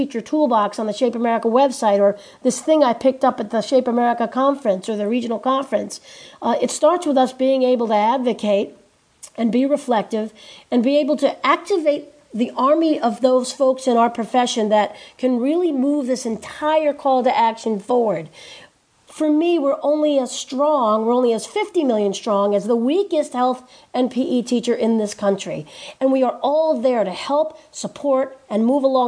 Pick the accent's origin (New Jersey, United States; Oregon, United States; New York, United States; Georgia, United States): New Jersey, United States; I am from New Jersey